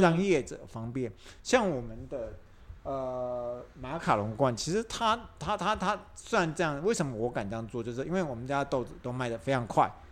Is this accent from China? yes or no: no; Taiwan; 我们台湾人